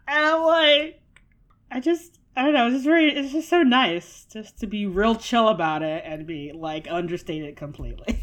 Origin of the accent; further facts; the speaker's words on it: United States; as an American teen and child